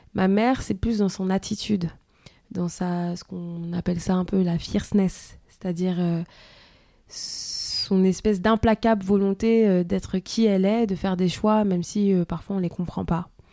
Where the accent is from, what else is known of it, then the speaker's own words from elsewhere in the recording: France; also born or lived in Germany; je suis née ici en France